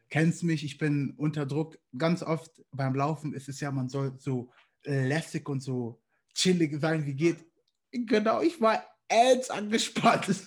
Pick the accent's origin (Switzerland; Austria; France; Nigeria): Nigeria; ich hatte einen nigerianischen Pass und damals war es ein bisschen schwierig, als Nigerianer in die Staaten zu kommen